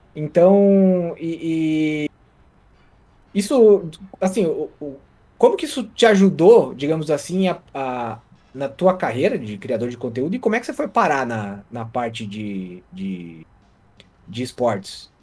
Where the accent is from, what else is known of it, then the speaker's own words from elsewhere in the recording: interior of Santa Catarina, Brazil; moved away; eu vim do lugar que brotava essas senhorinhas, que era o interior de Santa Catarina